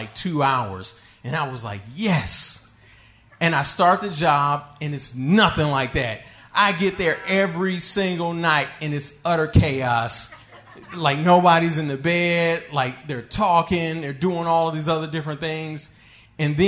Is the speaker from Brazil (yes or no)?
no; Michigan, United States; where I'm from Michigan